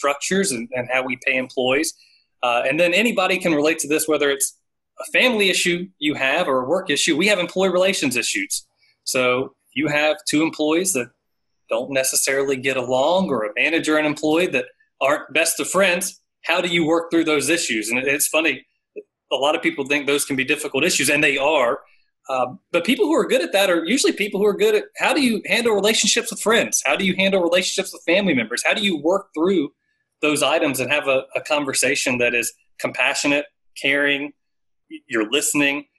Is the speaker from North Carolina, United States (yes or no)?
yes; Raleigh, North Carolina, United States; I grew up in the Southeast Raleigh area, have always loved North Carolina, and can't see myself living anywhere else